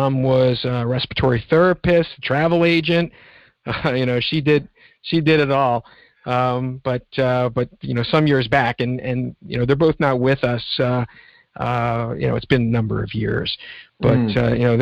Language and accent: English; Philadelphia, Pennsylvania, United States; mainly in and around Philadelphia, and spent my summers in Northern Ontario